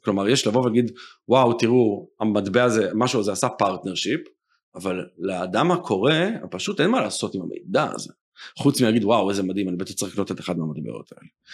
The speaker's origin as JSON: {"language": "Hebrew", "country": "Israel", "also_born_or_lived": "United States", "said": "אמרו לי אה, אתה ישראלי"}